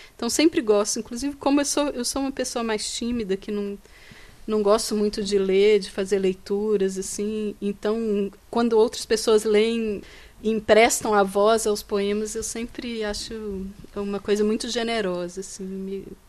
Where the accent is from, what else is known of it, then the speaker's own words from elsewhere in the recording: Minas Gerais, Brazil; eu sou de, de Minas Gerais, que Sim. é o estado de, do Carlos Drummond de Andrade